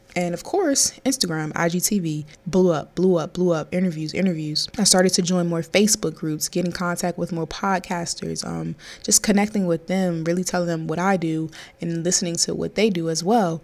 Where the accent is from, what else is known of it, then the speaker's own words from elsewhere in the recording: Maryland, United States; also born or lived in North Carolina; I am from Maryland